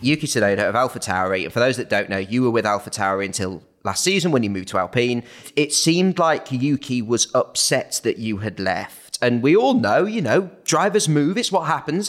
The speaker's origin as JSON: {"language": "English", "region": "England", "country": "United Kingdom", "said": "me and Betty are English"}